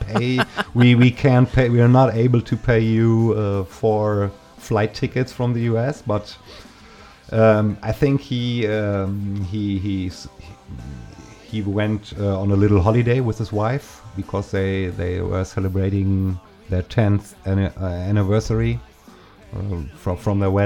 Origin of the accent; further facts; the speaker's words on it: Germany; English is a second language; in my hometown. And the fact that you could get the record here in Germany